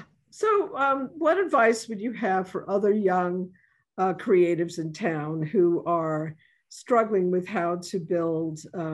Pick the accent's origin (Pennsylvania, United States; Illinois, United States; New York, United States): New York, United States; now in New Orleans, United States; I'm from New York originally